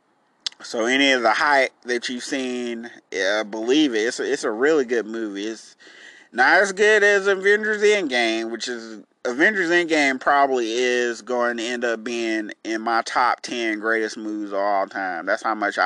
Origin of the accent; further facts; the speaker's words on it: Enterprise, Alabama, United States; in my hometown, if you live in Enterprise